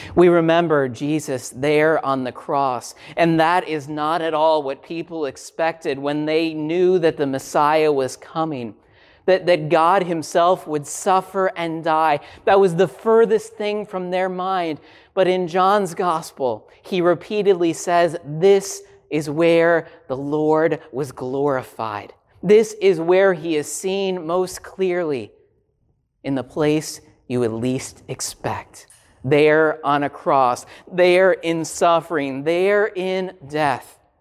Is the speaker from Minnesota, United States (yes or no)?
yes; Minnesota, United States; I grew up in Minnesota